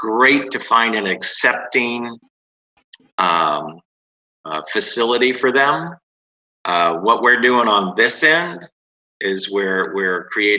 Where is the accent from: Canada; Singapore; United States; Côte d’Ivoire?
United States; West Palm Beach, Florida; West Palm Beach, Florida.